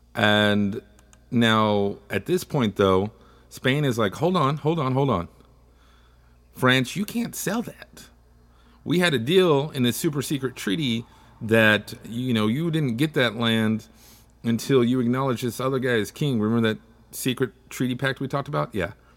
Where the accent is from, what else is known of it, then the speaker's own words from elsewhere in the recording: Texas, United States; I'm from Texas, and growing up, we learned all about the Louisiana Purchase